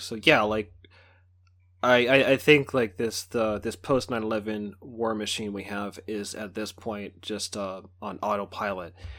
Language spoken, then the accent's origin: English; Bay Area, California, United States; born and raised in the Bay Area